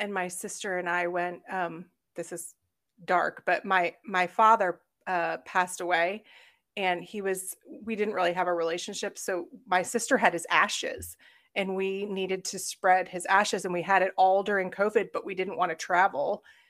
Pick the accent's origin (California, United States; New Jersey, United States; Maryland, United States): Maryland, United States; Catonsville; now in Raleigh, United States; I'm originally from Catonsville, Maryland.